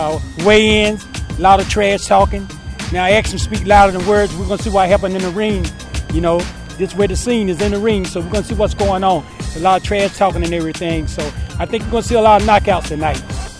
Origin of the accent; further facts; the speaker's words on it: Wilson, North Carolina, United States; I'm from North Carolina.